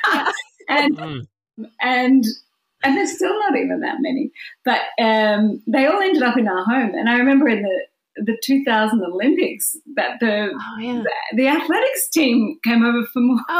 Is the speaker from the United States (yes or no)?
no; Sydney, New South Wales, Australia; growing up in Sydney. I think I had a pretty normal childhood. Like, I grew up near the beach.